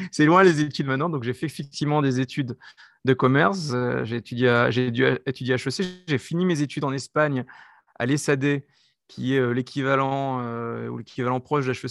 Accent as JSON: {"language": "French", "country": "France", "also_born_or_lived": "United States", "accent": "French", "moved": "as an adult", "lives_now": "Israel", "said": "je suis français, comme vous entendez par, par mon accent, euh, mais j'ai une, carrière internationale, c'est-à-dire que très tôt, j'ai travaillé à l'étranger, dans, des pays européens, et puis après, je suis parti en Israël"}